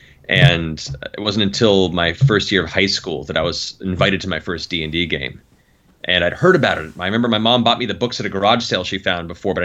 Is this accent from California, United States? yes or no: yes; Los Angeles, California, United States; also born or lived in Palm Beach, Florida / Colorado; moved to Los Angeles thereafter, and I've lived here since then